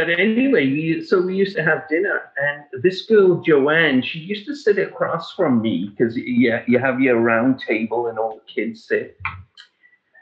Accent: England, United Kingdom; when I was growing up in England

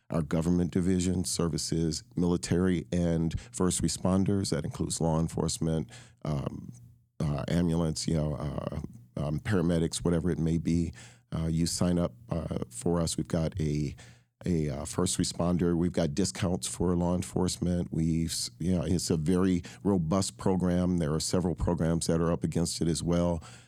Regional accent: Michigan, United States; Well, I was born in Michigan.

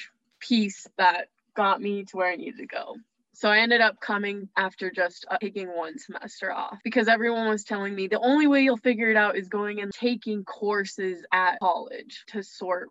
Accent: Evergreen, Colorado, United States; I'm from Evergreen, Colorado

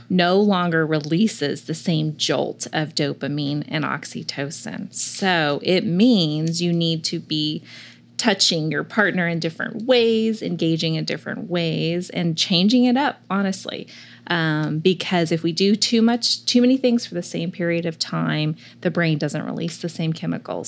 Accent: California, United States; moved away; I grew up in California near the water, but I was born in the mountains

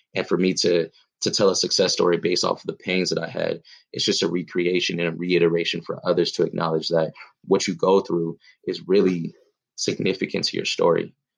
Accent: Pomona, California, United States; I'm from Pomona, California, uh, Southern California raised

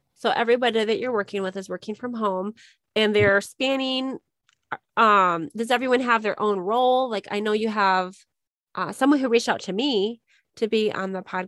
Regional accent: Minnesota, United States; now in Arizona, United States; I grew up in Minnesota

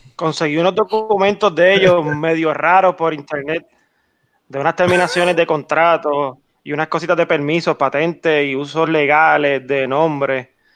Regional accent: Orocovis, Puerto Rico; soy de Orocovi, de Joyo Limpio

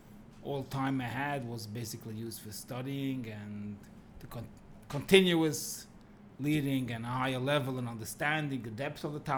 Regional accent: Monsey, New York, United States; born there; I was born in Monsi to a very known family

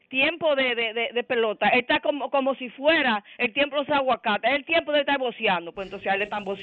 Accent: Santiago de los Caballeros, Santiago, Dominican Republic; yo soy de Santiago, yo soy de, de Gurabo, de Los Entonces

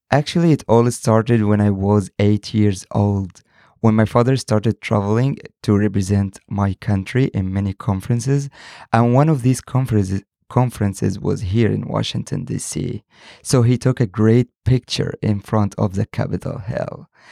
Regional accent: Egypt; I'm from Egypt, 22 years old

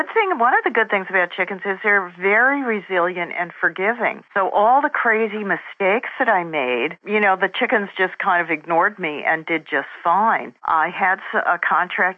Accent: New Jersey, United States; moved away; also born or lived in San Jose; I grew up in New Jersey, just outside New York City, and I was very much an urban girl

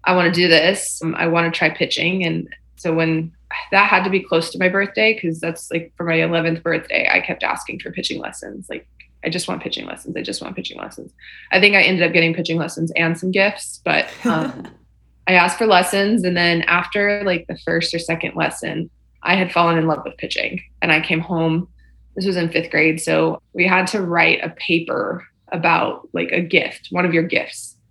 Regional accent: Texas, United States; Born and raised in Texas

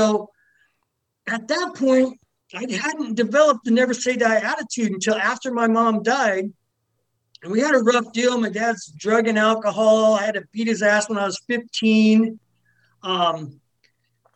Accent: Tacoma, Washington, United States; also born or lived in Los Angeles, California; now in Puyallup, United States; I grew up in Tacoma. Tacoma's sort of a rough city

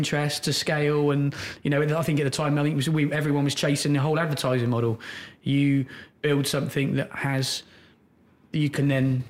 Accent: Oxfordshire, South East England, United Kingdom; I grew up in Oxfordshire.

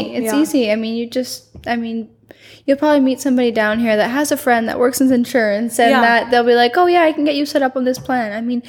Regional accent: Canada; now in Puerto Vallarta, Mexico; I'm Canadian.

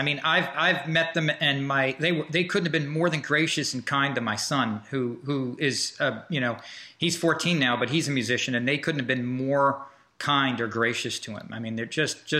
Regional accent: Woodstock, New York, United States; I grew up in Woodstock, and Woodstock and Bearsville are like, you know, I grew up in an area called the Bearsville Flats, which is right, it's where Woodstock and Bearsville kind of merge.

